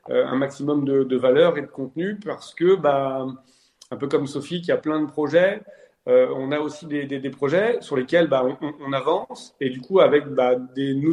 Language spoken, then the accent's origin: French; France; Mais moi, du coup, je suis français, donc je suis jaloux